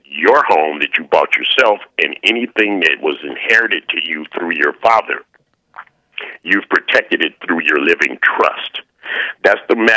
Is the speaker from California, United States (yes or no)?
yes; San Francisco, California, United States; now in Manteca, United States; I grew up in San Francisco